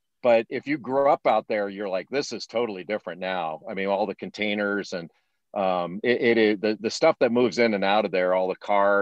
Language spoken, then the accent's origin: English; Rolling Hills, California, United States; also born or lived in San Pedro, California; I was born in San Pedro, California, and then grew up in a town called Rolling Hills, which is not far from Torrance, Redondo Beach.